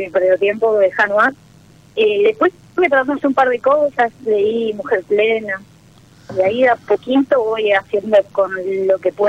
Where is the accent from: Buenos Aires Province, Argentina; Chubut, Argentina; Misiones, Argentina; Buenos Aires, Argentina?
Misiones, Argentina; De Misiones.